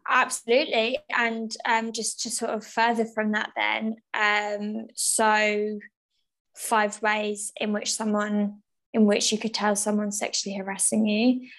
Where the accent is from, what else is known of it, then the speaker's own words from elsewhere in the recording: England, United Kingdom; also born or lived in Essex; we are white women who have been born and raised in England